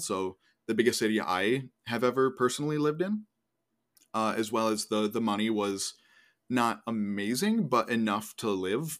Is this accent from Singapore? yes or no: no; Northeast, United States; moved away; I'm from the Northeast